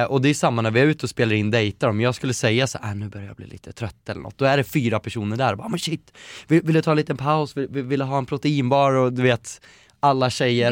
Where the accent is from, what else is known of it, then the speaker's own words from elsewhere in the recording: Eskilstuna, Södermanland, Sweden; also born or lived in Västerås; now in Stockholm, Sweden; Jag har vuxit upp i Eskilstuna där jag känt att jag absolut inte vill bo